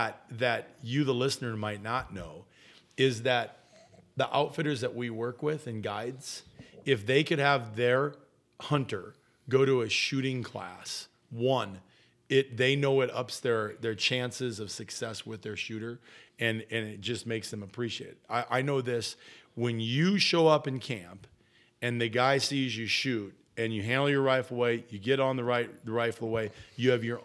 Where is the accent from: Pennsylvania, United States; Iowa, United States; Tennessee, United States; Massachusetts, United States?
Iowa, United States; That's why I'm better, because I grew up in Iowa and I was a bow hunter.